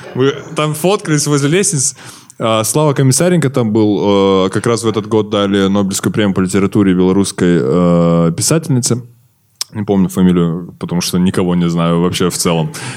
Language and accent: Russian; Kazakhstan; мы казахи, русский мат, мы его говорим